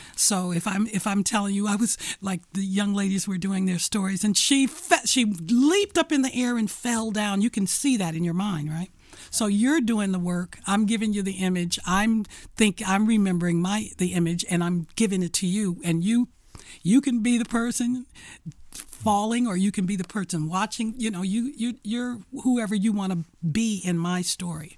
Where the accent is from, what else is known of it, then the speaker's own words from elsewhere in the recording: Detroit, Michigan, United States; I was born and raised in Detroit, Michigan, on the east side